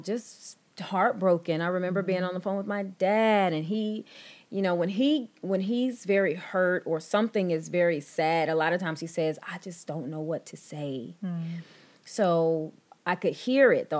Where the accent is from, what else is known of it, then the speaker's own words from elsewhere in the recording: Texas, United States; I was born and raised in Texas